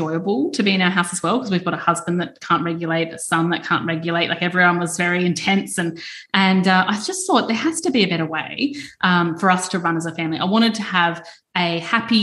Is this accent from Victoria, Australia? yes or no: no; Queensland, Australia; growing up in Queensland